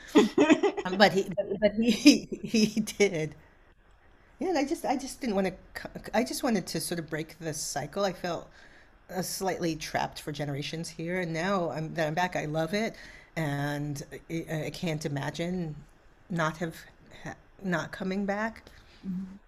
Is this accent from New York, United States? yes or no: yes; New York City, New York, United States; I grew up in Brooklyn at the time